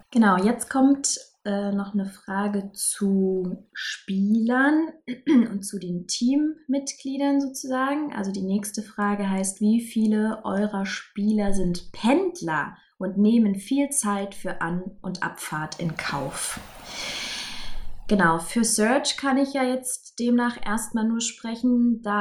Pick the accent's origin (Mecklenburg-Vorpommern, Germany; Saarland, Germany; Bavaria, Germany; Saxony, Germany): Saarland, Germany; es kommen drei, vier aus meinem Heimatbundesland, aus dem Saarland.